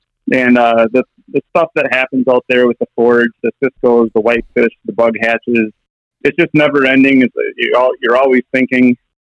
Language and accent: English; Minneapolis, Minnesota, United States; also born or lived in Wisconsin; We moved from Wisconsin to the Minneapolis area in 1987, so in second grade, and so I've lived in Minnesota almost my entire life